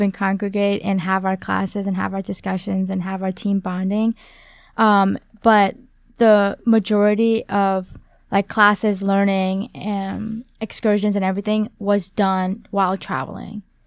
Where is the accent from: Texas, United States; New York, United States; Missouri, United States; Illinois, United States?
Missouri, United States; St. Louis; also born or lived in Vietnam; I'm from Saint Louis, Missouri. I was actually born in Vietnam